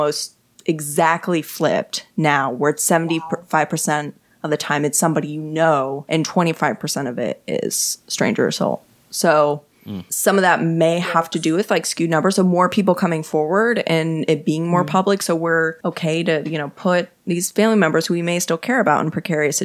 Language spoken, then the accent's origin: English; Texas, United States; I'm from Texas